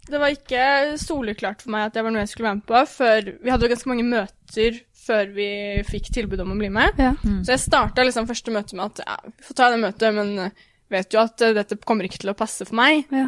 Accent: Norway; also born or lived in United States; som nordmann

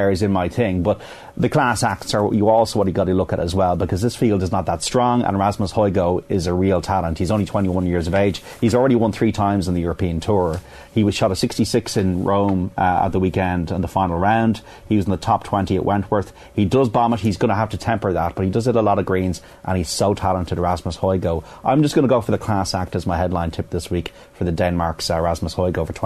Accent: the Pale, Leinster, Ireland; I'm from the Pale

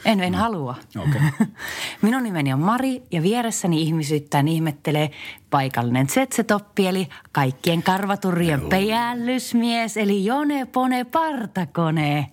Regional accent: Varkaus, North Savo, Finland; Meillä Varkaudessa

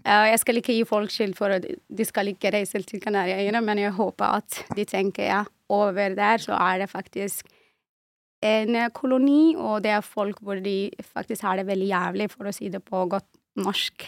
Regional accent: refugee camp in southwest Algeria, Tindouf, Algeria; Norwegian is a second language; also born or lived in Western Sahara (family origin); now in Norway; jeg ble født og vokste opp i en flyktningleir i sørvest av Algerie.

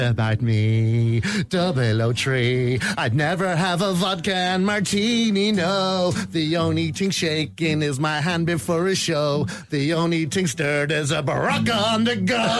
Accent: Kells, Leinster, Ireland; moved away as an adult; now in Dingle, Ireland; I grew up in Kells County Meath

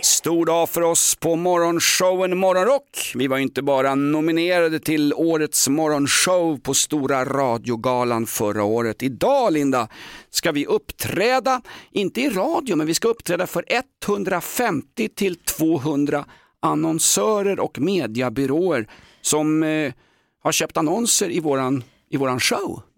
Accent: Sweden; also born or lived in Aspudden, Stockholm; vi vadmalsbönder i, i Sverige

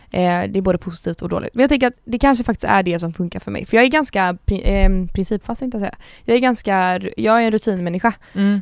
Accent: Gothenburg, Västra Götaland, Sweden; jag är 22 år från Göteborg

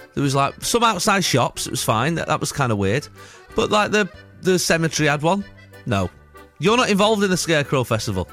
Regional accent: Salford, North West England, United Kingdom; I'm from Salford originally.

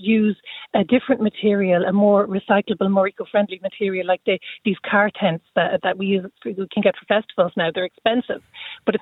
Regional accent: Athenry, Connacht, Ireland; I'm from Athenry

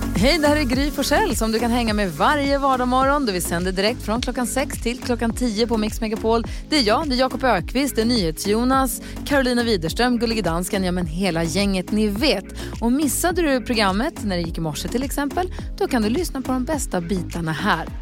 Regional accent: Luleå, Norrbotten County, Sweden; moved away; i Luleå där jag kommer från så är det inte så mycket blommor i träd

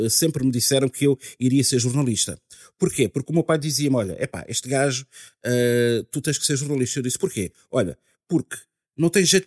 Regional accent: Guinea-Bissau; Eu sou da Guiné-Bissau.

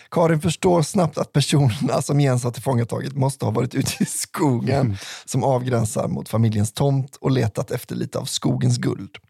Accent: Skellefteå, Västerbotten County, Sweden; Här kommer en historia från min hemkommun Skellefteå.

